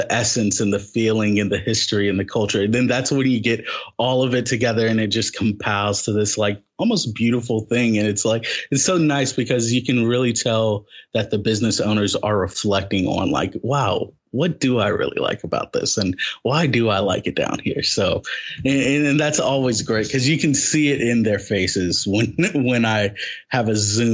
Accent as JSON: {"language": "English", "town": "Richmond", "region": "Virginia", "country": "United States", "tie": "born or raised there", "said": "I grew up in Richmond and I was part of some of these nonprofit programs in Richmond"}